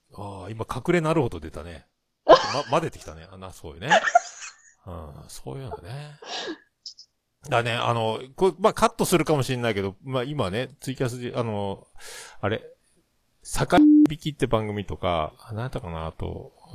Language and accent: Japanese; Yamaguchi, Japan; 僕山口県なんですよ